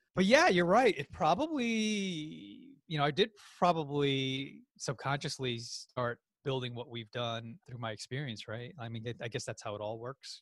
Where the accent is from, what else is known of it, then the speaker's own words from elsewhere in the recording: New York, United States; my family's from the Philippines, I was born and raised in New York